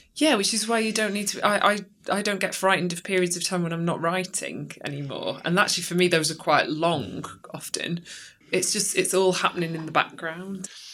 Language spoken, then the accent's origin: English; Chesterfield, East Midlands, United Kingdom; now in Sheffield, United Kingdom; I grew up in Chesterfield and then kind of moved back um, after some time in different places.